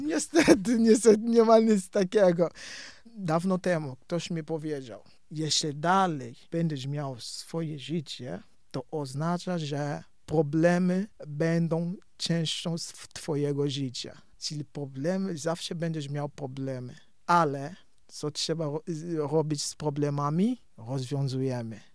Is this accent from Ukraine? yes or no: no; Cabinda, Angola; Polish is a second language; moved away; Ja pochodzę z Kabindy